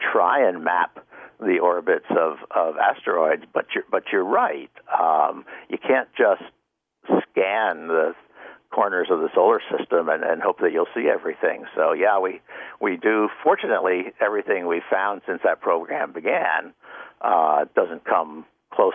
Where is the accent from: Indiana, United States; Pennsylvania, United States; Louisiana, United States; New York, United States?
Pennsylvania, United States; Pennsylvania Dutch country, United States; moved away; I grew up in the Pennsylvania Dutch country in a very rural setting